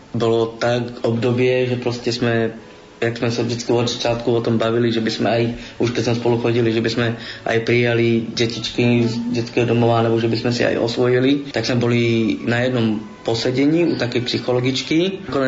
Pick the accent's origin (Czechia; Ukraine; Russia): Czechia; Teplice, Ústí nad Labem Region; Slovak is a second language; moved away as an adult; now in Trenčín, Slovakia; Teplice, odkiaľ pochádzam v Čechách, tak je úplne ateistické mesto.